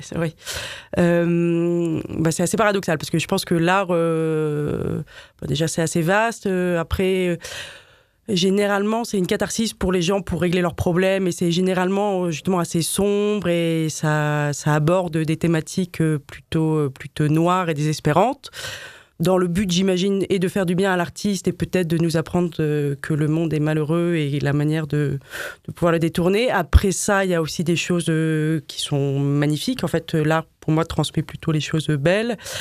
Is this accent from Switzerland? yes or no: no; Paris, Île-de-France, France; also born or lived in Madrid; je suis une vraie Parisienne